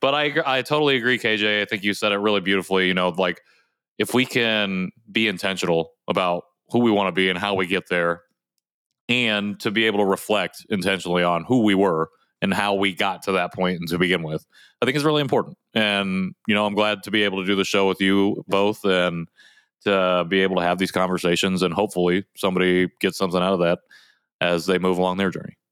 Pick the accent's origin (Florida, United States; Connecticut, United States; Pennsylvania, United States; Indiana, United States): Indiana, United States; I was adopted, though, and I grew up in Indiana